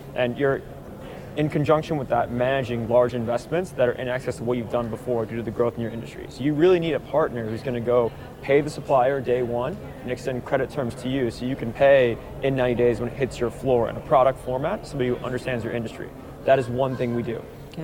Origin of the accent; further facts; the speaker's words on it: Tulsa, Oklahoma, United States; I grew up in Tulsa